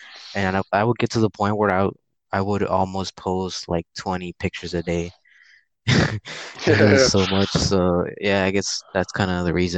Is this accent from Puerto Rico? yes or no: yes; Puerto Rico; now in Houston, United States; I live in Houston, Texas, and I was born in Puerto Rico